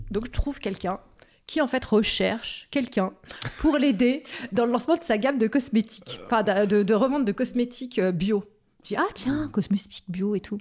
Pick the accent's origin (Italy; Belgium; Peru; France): France; Saint-Julien-en-Genevois, Auvergne-Rhône-Alpes; moved away as an adult; also born or lived in Annecy / Chablais; j'ai grandi à Saint-Julien